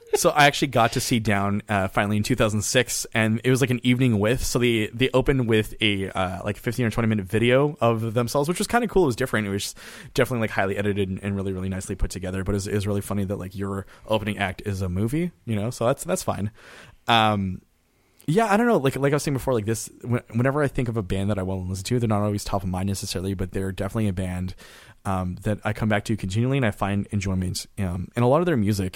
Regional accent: Canada; as a Canadian

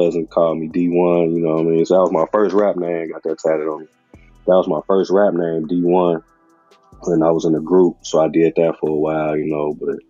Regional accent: Calumet City, Illinois, United States; I'm from originally from Cal City, which is a suburb like probably 15 minutes from Chicago. So I grew up out there, moved a lot.

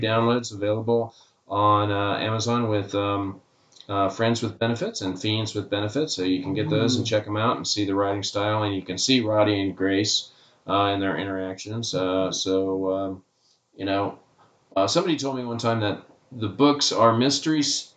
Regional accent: Hutchinson, Kansas, United States; now in Covington, United States; I'm in my hometown of Hutchinson, Kansas

